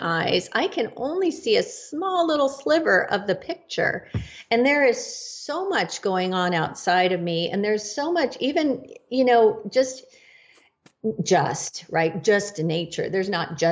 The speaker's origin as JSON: {"language": "English", "region": "Northern California", "country": "United States", "said": "I am from Northern California"}